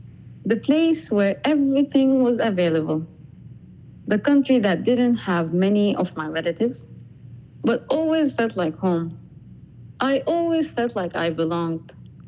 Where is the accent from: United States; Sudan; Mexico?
Sudan; accent: Sudanese; English is a second language; You know, I actually spoke in my Sudanese accent.